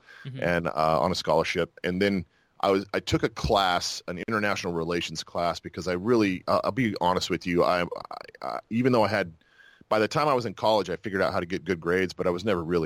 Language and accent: English; Moriarty, New Mexico, United States; moved away as an adult; also born or lived in Fort Worth, Texas / Moab, Utah / Fayetteville, North Carolina; now in Tampa, United States; I grew up in Utah, and then in New Mexico. Those were the two places where I grew up